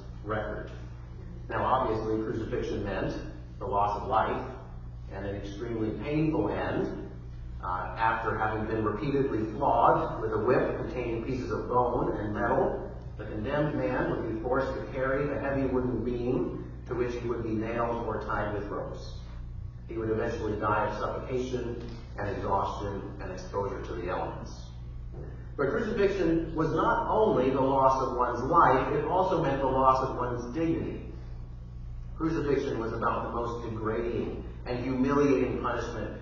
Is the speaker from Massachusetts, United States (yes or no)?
yes; outside of Boston, Massachusetts, United States; now in Connecticut, United States; I grew up outside of Boston